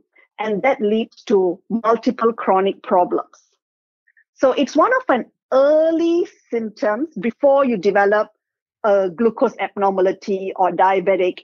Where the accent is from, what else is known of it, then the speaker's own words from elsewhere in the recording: South India, India; now in Perth, Australia; I'm South Indian.